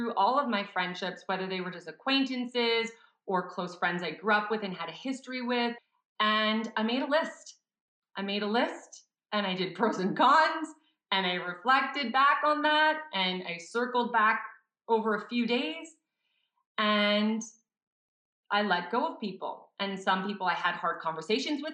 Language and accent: English; Montreal, Quebec, Canada; now in Calgary, Canada; I'm from Montreal